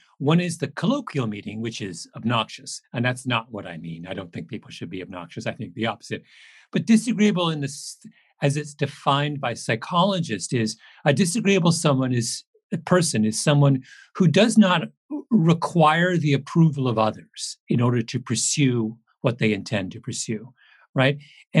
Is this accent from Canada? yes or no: yes; Canada; also born or lived in England; Now, I will say I'm a Canadian, but I am an immigrant to Canada. So I have, I came from England when I was six.